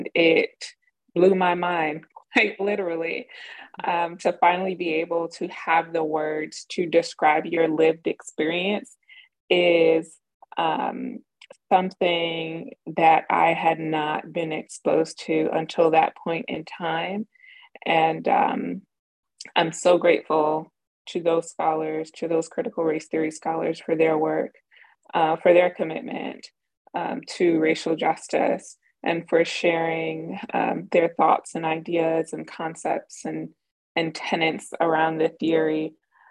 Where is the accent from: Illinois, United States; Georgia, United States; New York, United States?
New York, United States; New York City; growing up in Southside Jamaica, Queens, to immigrant parents from Jamaica